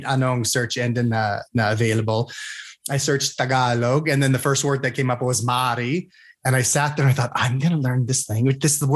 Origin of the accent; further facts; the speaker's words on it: Utah, United States; accent: American; also born or lived in Texas / Philippines; So I was born in Texas, army family kami. So born on an army base. Tapos lumipat kami dito sa Utah when I was, I think, 5 or 6. And dito na lang ako until I went to San Diego for Marine training.